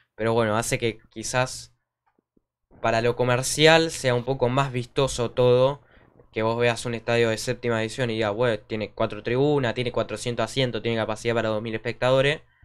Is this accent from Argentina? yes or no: yes; Argentina; nosotros que somos de Argentina